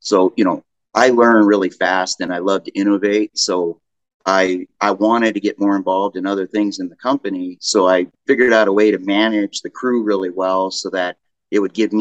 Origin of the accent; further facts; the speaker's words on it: Arizona, United States; also born or lived in Peoria, Arizona; I grew up in Arizona